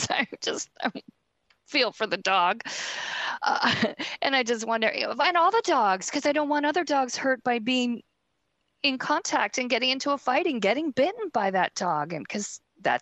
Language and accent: English; San Francisco, California, United States; the book is my hometown